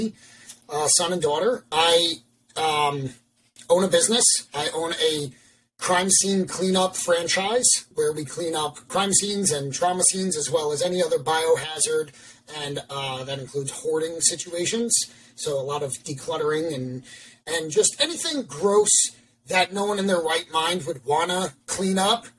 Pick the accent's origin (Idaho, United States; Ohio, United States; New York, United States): New York, United States; Long Island; moved away as an adult; also born or lived in Baltimore, Maryland; now in Pennsylvania, United States; from New York, born and raised on Long Island, Lived there until I went to college in Baltimore